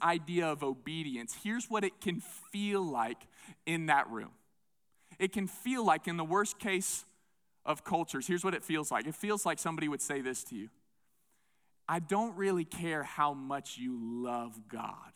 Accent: southeastern United States, United States; moved away; I grew up in the Bible Belt, southeastern part of the United States

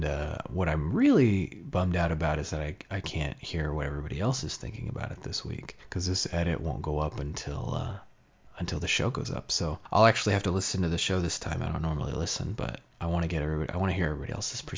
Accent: United States; I'm an American

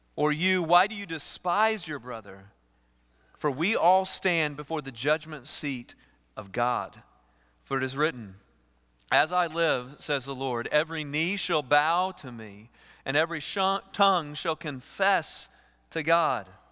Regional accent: East Texas, United States; I grew up with chickens in East Texas

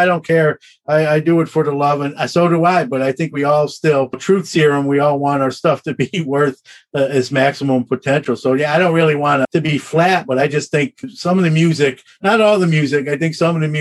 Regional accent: Brooklyn, New York, United States; also born or lived in Syracuse; Brooklyn's my hometown. I still have family there

